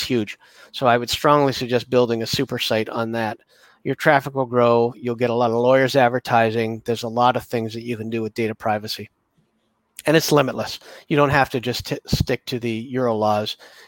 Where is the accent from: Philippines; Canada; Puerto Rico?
Canada; I'm Canadian